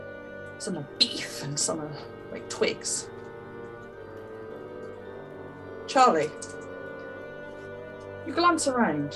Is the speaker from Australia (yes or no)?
no; United Kingdom; I'm British